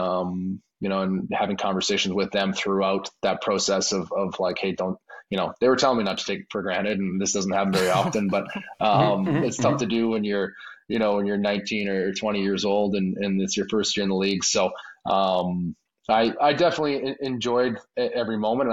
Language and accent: English; Maple Ridge, British Columbia, Canada; moved away; my hometown in Maple Ridge, the Cam Neely Arena where I grew up playing